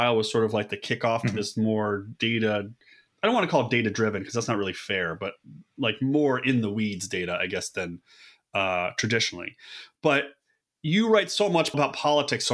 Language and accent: English; Buffalo, New York, United States; I'm from Buffalo.